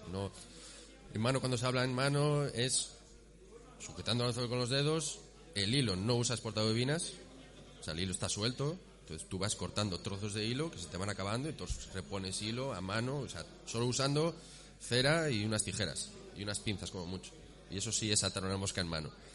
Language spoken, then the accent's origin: Spanish; Vigo, Galicia, Spain; now in Asturias, Spain; yo soy de Vigo y, me fui a vivir a Asturias